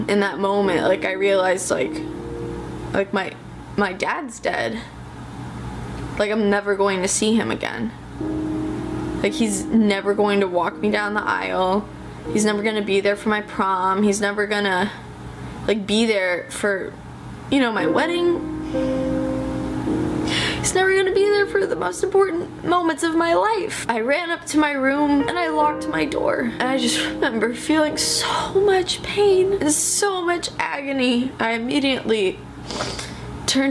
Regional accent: London, United Kingdom; I was born in London, England on March 5th, 1997.

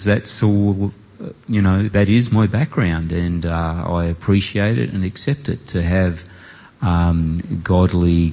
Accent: Port Pirie, South Australia, Australia; I was born in South Australia, in Port Pirie

